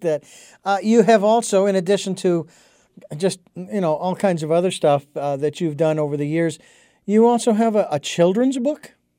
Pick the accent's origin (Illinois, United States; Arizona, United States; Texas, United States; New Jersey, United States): Arizona, United States; Phoenix; I was a kid growing up in Arizona